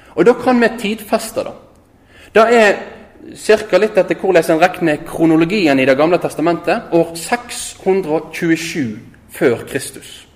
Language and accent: Norwegian; Øygarden, Vestland, Norway; moved away as an adult; also born or lived in Oslo / Tromsø; Jeg er født og oppvoksen i Øygarden utafor Bergen her